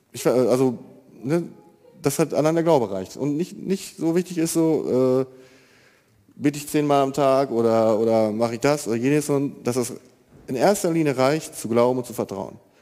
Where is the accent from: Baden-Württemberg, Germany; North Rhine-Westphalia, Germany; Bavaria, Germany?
North Rhine-Westphalia, Germany; Marienfeld; ich bin 26 Jahre alt, komme aus Marienfeld